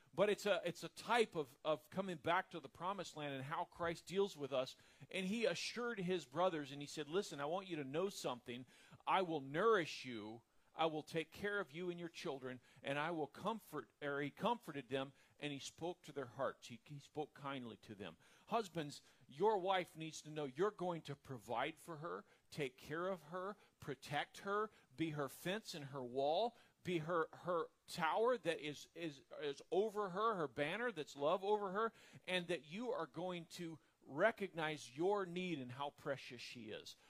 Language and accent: English; the South, United States; I'm from the South